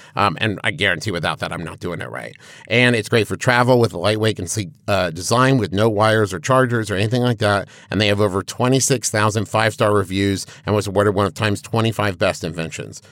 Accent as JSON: {"language": "English", "town": "Huntington", "region": "West Virginia", "country": "United States", "tie": "born or raised there", "said": "we grew up in Huntington, West Virginia"}